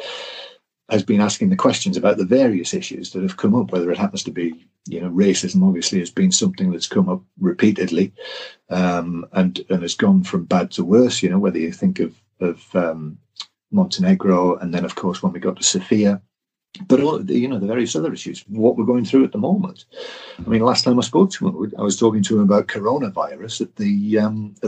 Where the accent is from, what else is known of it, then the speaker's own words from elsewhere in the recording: England, United Kingdom; I am English